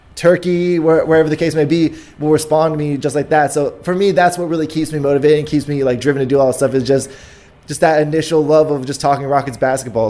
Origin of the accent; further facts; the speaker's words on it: Houston, Texas, United States; I was born in Houston, raised in Houston